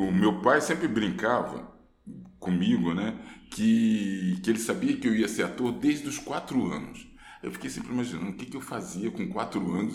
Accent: Rio de Janeiro, Brazil; born there; Eu morava ali, eu nasci na Ladeira dos Tabajaras e estudava no Corso Barcelos.

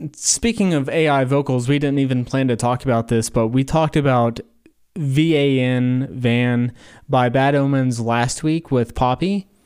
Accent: Corbin, Kentucky, United States; I live in southern Kentucky. I'm from Corbin, Kentucky, which is home of K F C.

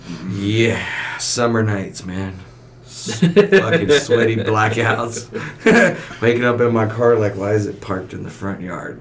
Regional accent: Texas, United States; born or raised there

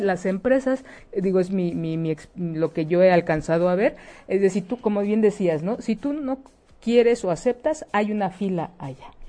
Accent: Mexico; como mexicanas

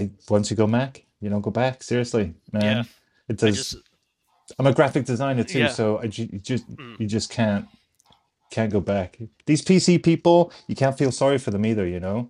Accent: United Kingdom; I'm British.

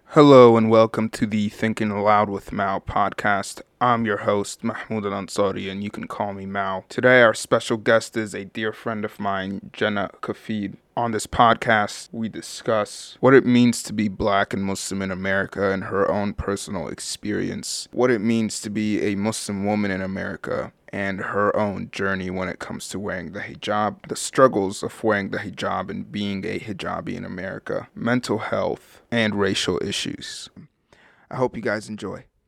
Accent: Maryland, United States; I was born and raised yeah. in Maryland.

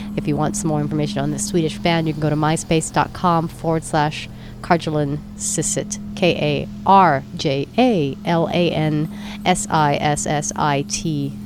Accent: San Francisco, California, United States; San Francisco, my hometown

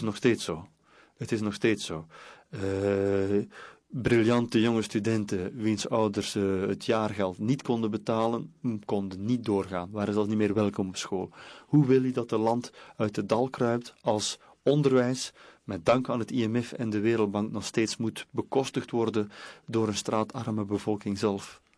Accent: West Flanders, Belgium; ik kom uit West-Vlaanderen

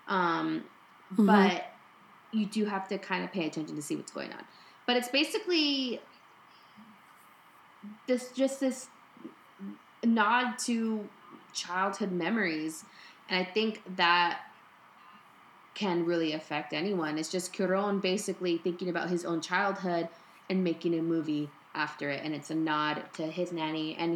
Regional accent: United States; So even though I'm Mexican American, mm. I cannot

